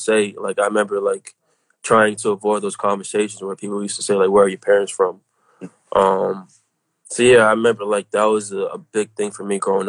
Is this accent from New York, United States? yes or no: yes; Brooklyn, New York, United States; also born or lived in Florida; I'm from New York. I was born in Brooklyn. I was born in Florida.